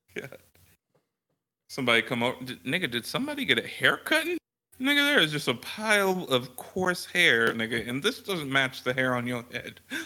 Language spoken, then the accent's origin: English; the Bay Area, California, United States; now in Texas, United States; I'm from the Bay